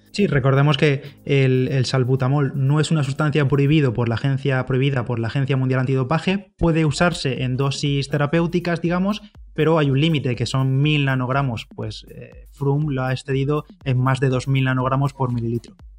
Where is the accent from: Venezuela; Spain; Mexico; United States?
Spain; Bigastro, Valencian Community; mi pueblo, de Bigastro